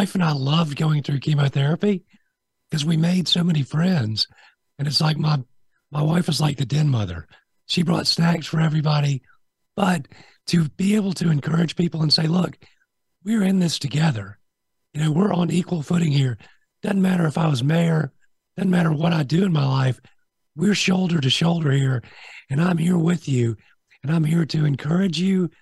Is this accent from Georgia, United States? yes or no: yes; Augusta, Georgia, United States; also born or lived in Montreal, Canada; I was born in Montreal, moved to Augusta when I was 4 years old, 1971